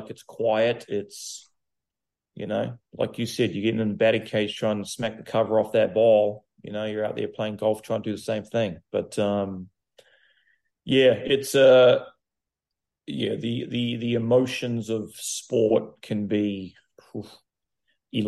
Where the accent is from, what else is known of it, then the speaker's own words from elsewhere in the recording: New Zealand; now in Charlotte, United States; growing up in New Zealand, I lived on the farm